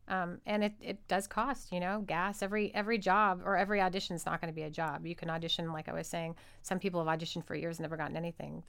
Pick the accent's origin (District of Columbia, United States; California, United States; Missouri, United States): California, United States; Los Angeles; moved away; I'm from Los Angeles.